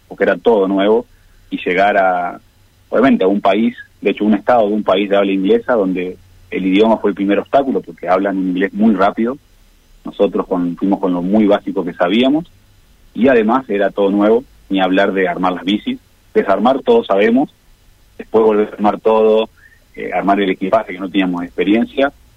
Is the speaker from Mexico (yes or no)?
no; Argentina